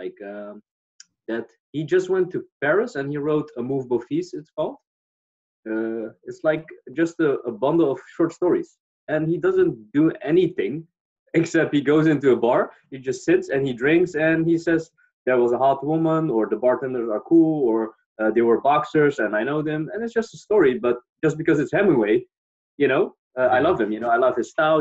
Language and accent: English; Netherlands; I'm from the Netherlands